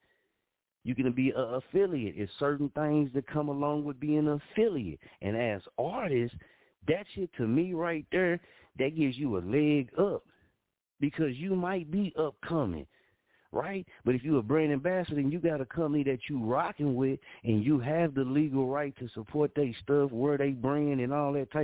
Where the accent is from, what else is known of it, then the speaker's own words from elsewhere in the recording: Muskogee, Oklahoma, United States; I come from Muskogee, Oklahoma